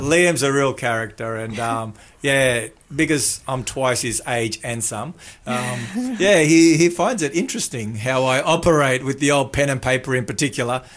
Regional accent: Melbourne, Victoria, Australia; also born or lived in New Zealand; I had a next door neighbour that was Josie that I grew up with in Melbourne, in the western suburbs

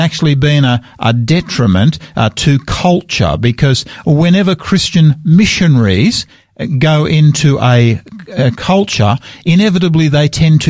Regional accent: Australia; I am so proud of being an Australian

